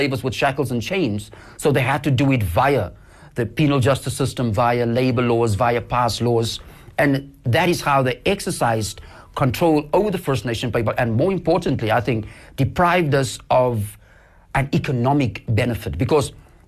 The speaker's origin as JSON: {"language": "English", "town": "Cape Town", "region": "Western Cape", "country": "South Africa", "tie": "born or raised there", "also_born_or_lived": "Knysna", "said": "I was born and bred in Cape Town."}